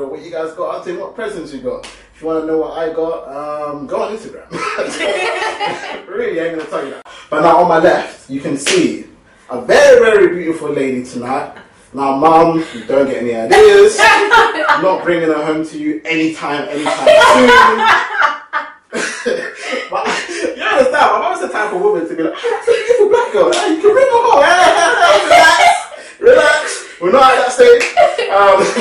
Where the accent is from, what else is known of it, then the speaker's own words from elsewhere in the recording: Uganda; I get told I'm Ghanaian, I'm from Uganda.